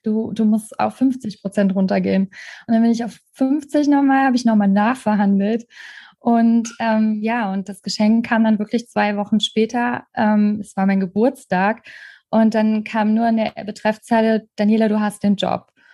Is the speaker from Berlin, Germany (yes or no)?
no; Trier, Rhineland-Palatinate, Germany; moved away as an adult; ich habe in Trier gelebt, in meiner alten Heimat